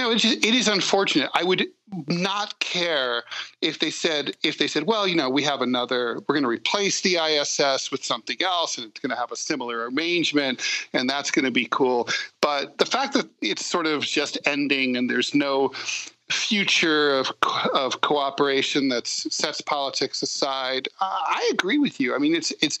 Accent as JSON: {"language": "English", "country": "United States", "moved": "yes", "lives_now": "Moscow, Russia", "said": "I'm in Moscow right now. And, you know, I'm like, I can get along with Russian people. You know, I mean, I'm American."}